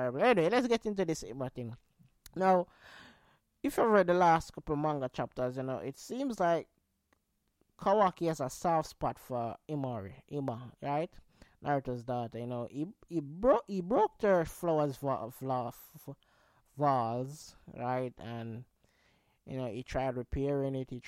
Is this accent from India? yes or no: no; Jamaica; I'm Jamaican